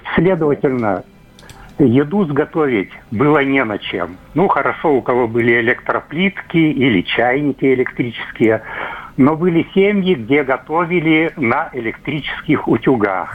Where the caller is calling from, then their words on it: Kirov, Kirov Oblast, Russia; я звоню из Кирова